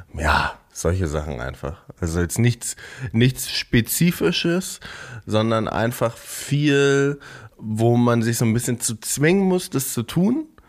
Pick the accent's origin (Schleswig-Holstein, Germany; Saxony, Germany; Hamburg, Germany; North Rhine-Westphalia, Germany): Schleswig-Holstein, Germany; Eckernförde; Eckernförde ist ja direkt am Meer, also direkt an der Ostsee, da wo ich, da wo ich herkomme.